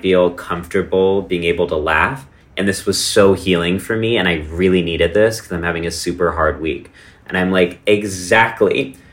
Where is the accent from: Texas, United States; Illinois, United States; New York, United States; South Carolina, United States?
Texas, United States; moved away; my hometown in small town Texas